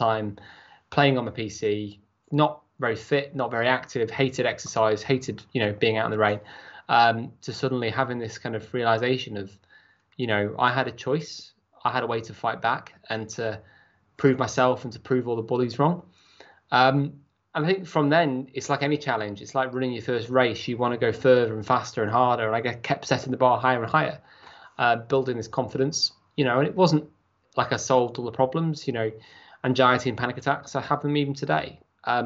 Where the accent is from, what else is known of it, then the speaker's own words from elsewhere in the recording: Chester, North West England, United Kingdom; I was brought up in Chester, had a great start in life